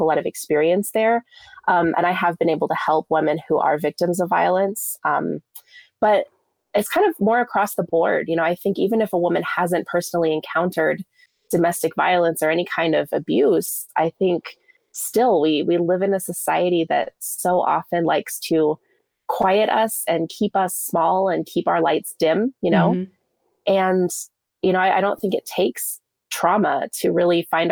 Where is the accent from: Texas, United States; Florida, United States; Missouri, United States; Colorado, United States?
Colorado, United States; Fort Collins; also born or lived in Southern California; I grew up in Fort Collins, Colorado. My parents moved us there